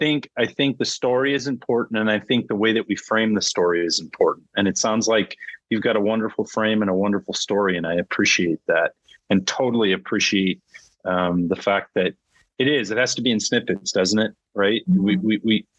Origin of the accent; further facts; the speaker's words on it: California, United States; I'm a Californian. I was born and raised in California